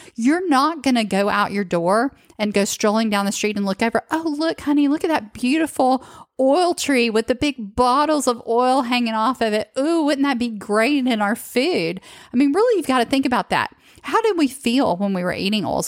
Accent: the South, United States; I grew up in the South

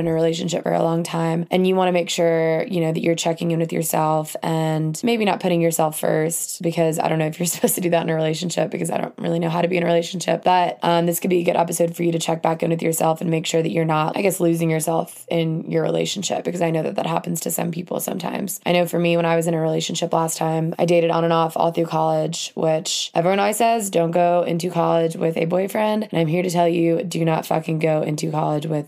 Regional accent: Alabama, United States; moved away as an adult; also born or lived in Atlanta, Georgia; I'm from the South, from Alabama, as I've said before, and lived in Atlanta for a couple years after

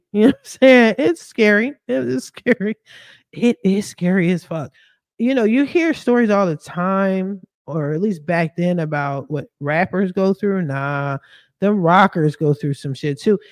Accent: Philadelphia, Pennsylvania, United States; I'm from Philly.

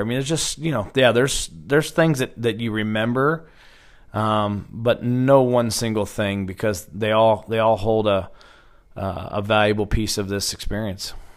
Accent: Stillwater, Oklahoma, United States; also born or lived in Phoenix, Arizona; born in Phoenix, Arizona, and then I was raised right here in Stillwater

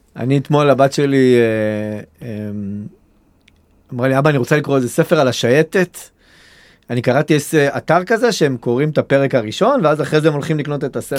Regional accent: Kiryat Gat, Southern District, Israel; גדלתי פה, ואכפת לי מהעיר

